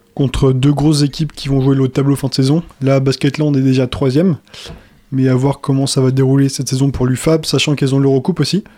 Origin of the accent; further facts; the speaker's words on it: France; chez nous en France